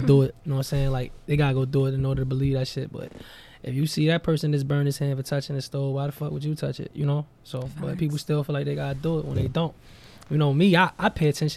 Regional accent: Jersey City, New Jersey, United States; I'm from Jersey. Jersey City, New Jersey, Marion Projects.

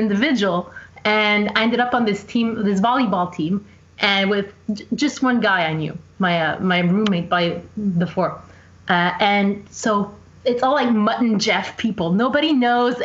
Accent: Montreal, Quebec, Canada; I'm from Montreal, Quebec, born and raised.

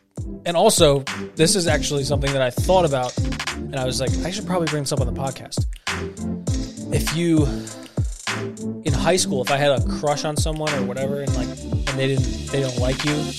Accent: Australia; If you're the guy from Australia, good night, mate. I'm from Australia.

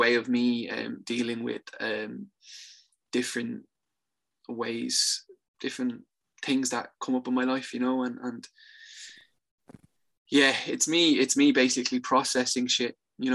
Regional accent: Dublin, Leinster, Ireland; I'm from Tala. I'm from Tala.

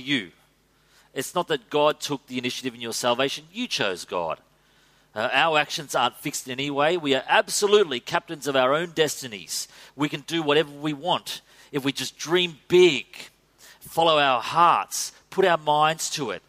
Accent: Australia; as Aussie men

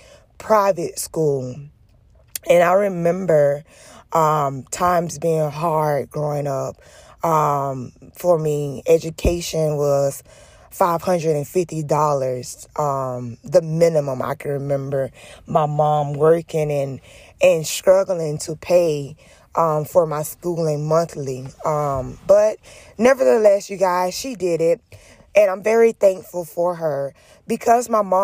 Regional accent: Jennings, Florida, United States; I am from Jennings, Florida.

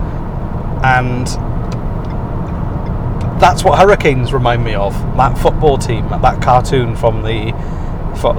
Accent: Welsh, Wales, United Kingdom; because we're Welsh

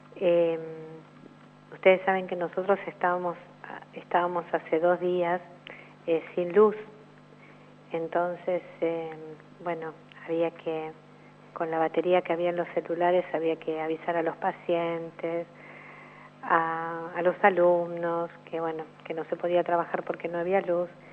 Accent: Argentina; soy argentina

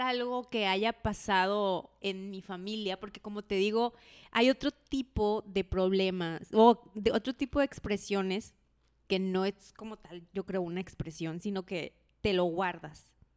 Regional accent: Mexico; somos mexicanos

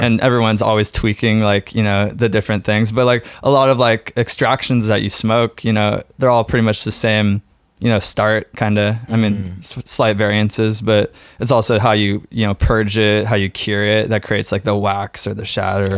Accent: San Francisco, California, United States; now in Oregon, United States; growing up in San Francisco

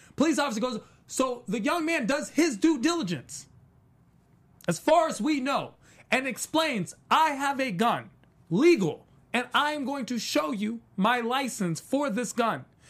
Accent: East Coast, United States; I'm from the East Coast.

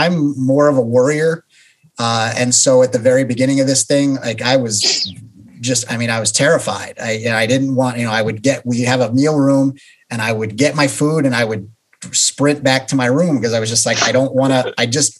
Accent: New York, United States; moved away; I'm from New York originally, and I always love going back to New York.

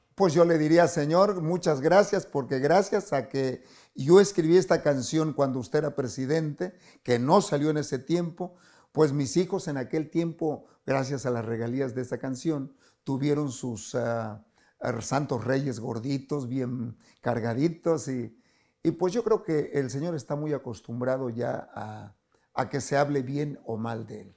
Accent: Catemaco, Veracruz, Mexico; moved away; mi pueblo, Catemaco, tiene una laguna preciosa

